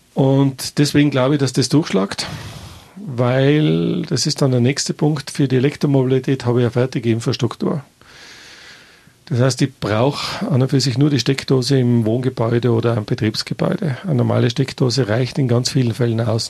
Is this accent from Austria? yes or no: yes; Tyrol, Austria